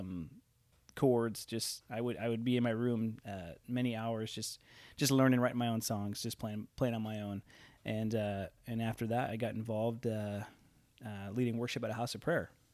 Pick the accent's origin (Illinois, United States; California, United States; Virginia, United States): Illinois, United States; Elgin; also born or lived in Toronto; now in Orville; I grew up in Elgin, Illinois